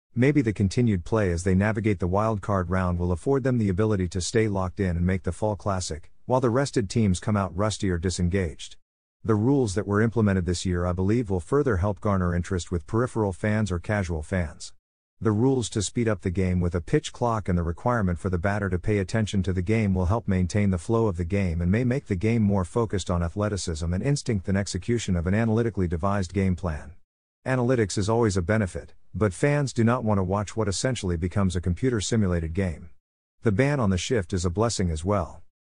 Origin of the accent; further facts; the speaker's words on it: United States; American sports fans